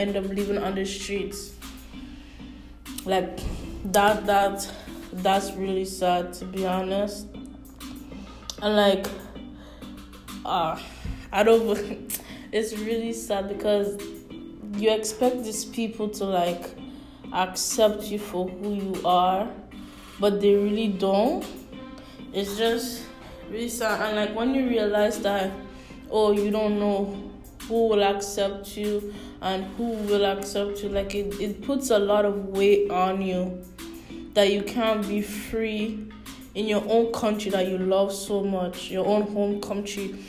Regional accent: St. Lucia; I love my homeland. Like, I'm from St. Lucia, like I love my homeland

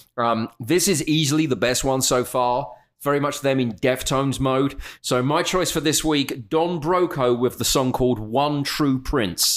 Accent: United Kingdom; being overtly British

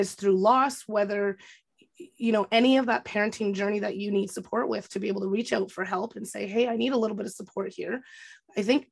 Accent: Kapuskasing, Ontario, Canada; my hometown, Kapuskasing

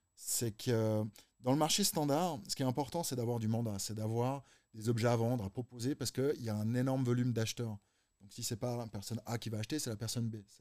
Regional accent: Geneva, Switzerland

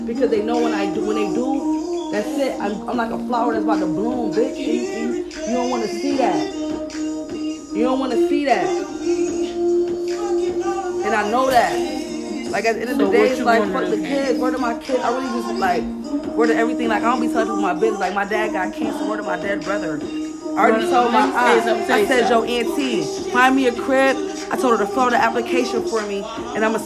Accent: Rochester, United States; moved away; All Metro is in Rochester too. And guess what else? That's my hometown

